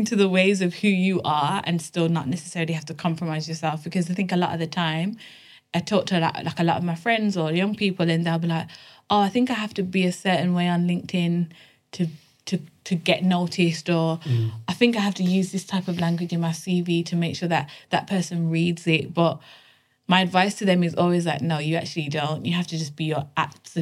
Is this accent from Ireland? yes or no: no; Birmingham, West Midlands, United Kingdom; now in London, United Kingdom; I'm from Birmingham. And originally from Birmingham, but now live in London.